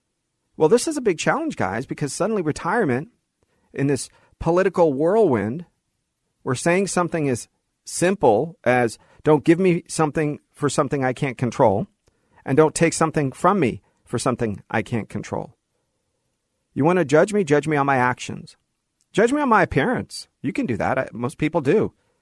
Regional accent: Los Angeles, California, United States; born there; That I was born in Los Angeles.

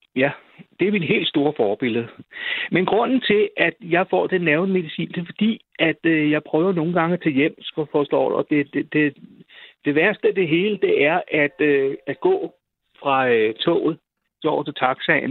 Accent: Roskilde, Zealand, Denmark; Jeg kommer fra Roskilde

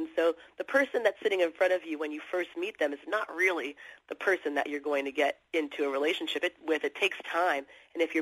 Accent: Los Angeles, California, United States; now in New York City, United States; I grew up in Los Angeles, and I live in New York City

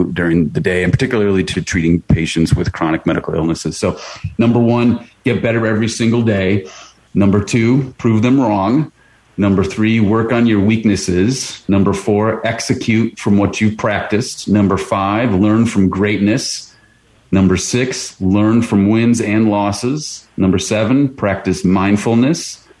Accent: Wisconsin, United States; moved away as an adult; now in Ohio, United States; I'm originally from Wisconsin

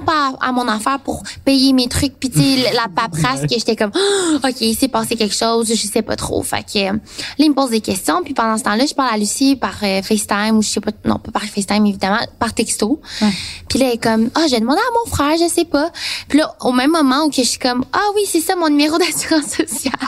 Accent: Trois-Rivières, Quebec, Canada; je viens de Trois-Rivières

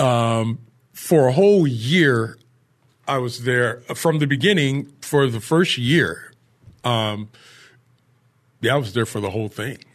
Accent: Cleveland, Ohio, United States; moved away as an adult; also born or lived in San Diego; now in Oceanside, United States; I was born and raised in Cleveland, Ohio

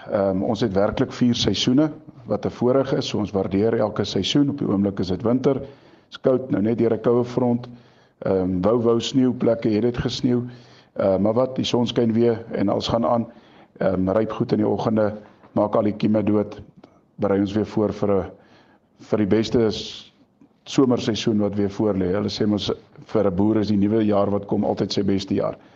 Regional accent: Standerton, Mpumalanga, South Africa; ons is van Standerton distrik, ehm um, naby geleë in 'n amptelik die kleinste dorpie in Suid-Afrika val ehm um, in de, in die provinsie Mpumalanga

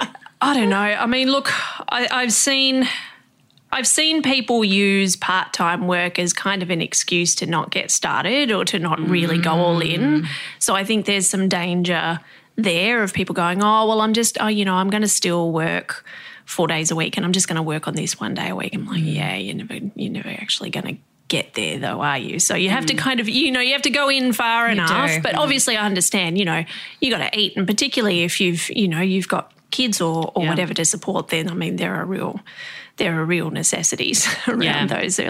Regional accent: Tasmania, Australia; moved away; I was from Tassie myself

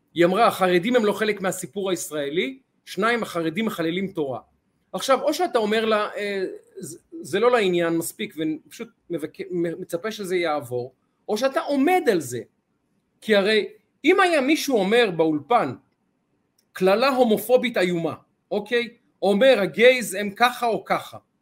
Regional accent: Ramat Gan, Tel Aviv District, Israel; איך אומרים אצלנו ברמת גן

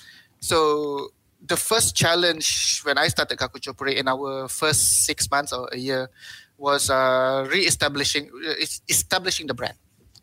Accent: Malaysia; But I also have to think more than just being a Malaysian content producer, because I'm a website.

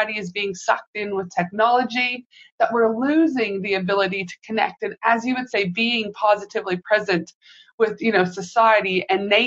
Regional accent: Canada; now in Australia; I'm from Canada

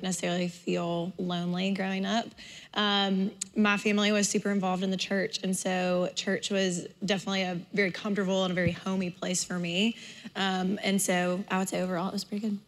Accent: Homewood, Alabama, United States; I grew up in Homewood

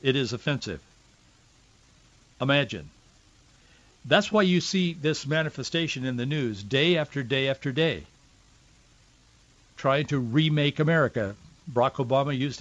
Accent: Yakima Valley, the Northwest, Washington, United States; growing up in the Northwest, in the Yakima Valley

